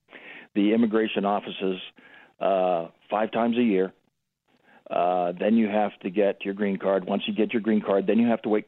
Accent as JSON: {"language": "English", "country": "Canada", "moved": "as an adult", "lives_now": "Colorado, United States", "said": "I'm an expatriate from Canada. And by the way, Canuck is a term of endearment. And I've been here since 97. I came in legally"}